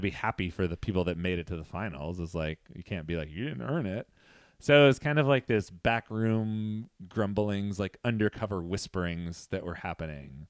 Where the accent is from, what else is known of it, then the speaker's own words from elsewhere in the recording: Central Valley, California, United States; I'm from the Central Valley.